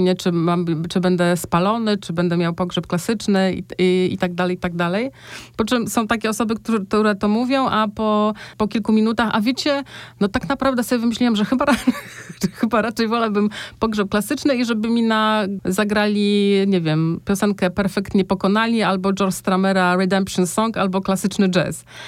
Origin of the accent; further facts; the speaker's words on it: north-east Poland, Poland; moved away; ja pochodzę z, właśnie z miejscowości na północny wschód Polski, tam gdzie jeszcze te zwyczaje się, się uchowały